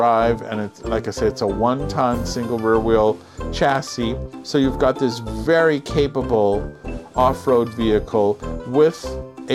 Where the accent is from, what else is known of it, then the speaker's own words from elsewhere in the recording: California, United States; moved away; We're not from California anymore